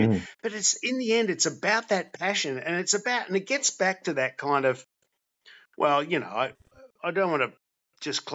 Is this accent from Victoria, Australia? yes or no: no; Sydney, New South Wales, Australia; also born or lived in Brisbane; I grew up in Bondi